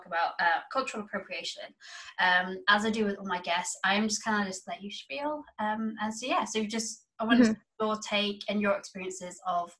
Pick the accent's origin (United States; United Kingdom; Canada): United Kingdom; I'm a British Indian. Being brown and growing up in the UK has brought its challenges.